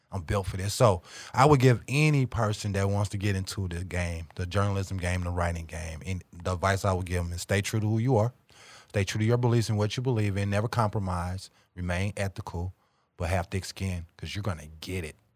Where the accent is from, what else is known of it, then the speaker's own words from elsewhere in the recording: St. Louis, Missouri, United States; moved away as an adult; now in Kansas City, United States; I was born and, born and raised in South Saint Louis